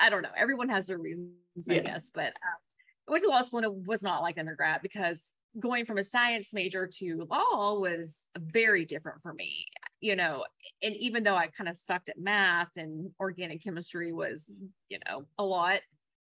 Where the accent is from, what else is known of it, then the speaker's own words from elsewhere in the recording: Kentucky, United States; accent: Kentucky twang; also born or lived in Colorado / Louisville, Kentucky / California; after living here and really growing up here, of course, I have incurred an accent